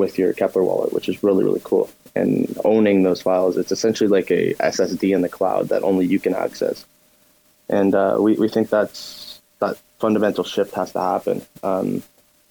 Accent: Canada; we come from Canada

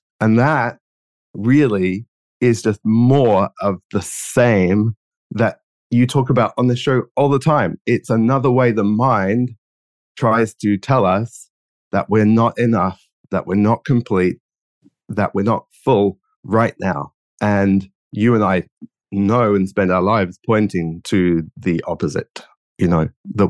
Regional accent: London, United Kingdom; accent: geographically confused; moved away as an adult; now in Australia; I grew up in London, and now I live in Australia. As you can probably tell by my geographically confused accent.

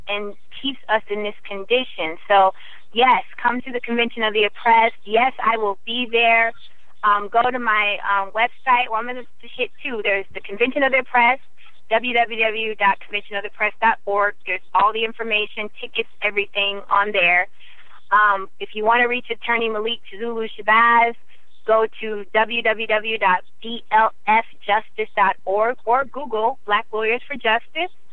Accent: Iowa, United States; I grew up in Iowa, 97% white

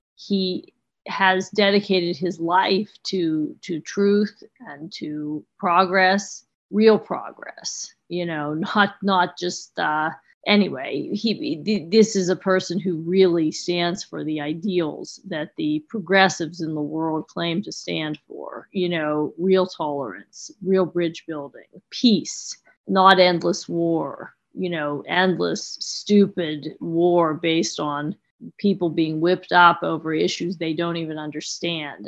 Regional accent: United States; as an American

